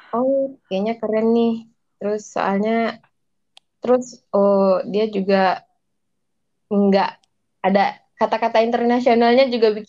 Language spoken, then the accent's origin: Indonesian; Padang, West Sumatra, Indonesia; uh, dari daerah saya sih kak daerah saya Padang Sumatera Barat